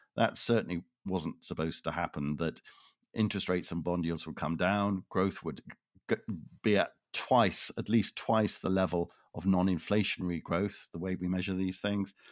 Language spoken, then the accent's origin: English; Toronto, Ontario, Canada; moved away; I am originally from Toronto